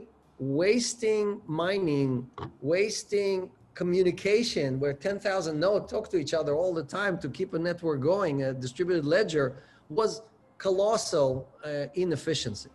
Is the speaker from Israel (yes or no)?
yes; Israel; moved away as an adult; also born or lived in Ukraine / United States; I was born in the Ukraine. My parents immigrated to Israel right before the 1972 war. I grew up in Israel, went to the military there